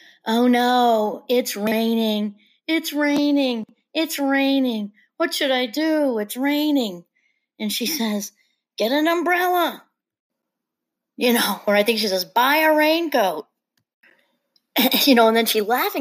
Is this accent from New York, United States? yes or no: yes; New York area, United States; moved away; I'm originally from the New York area